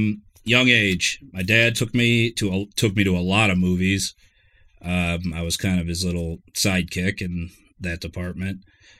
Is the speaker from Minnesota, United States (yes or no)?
no; Mentor, Ohio, United States; I'm from Menor, Ohio. Menor Headlands, Ohio.